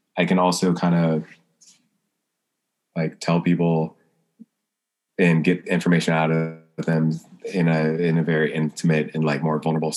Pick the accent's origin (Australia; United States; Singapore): United States; the South; I'm from the South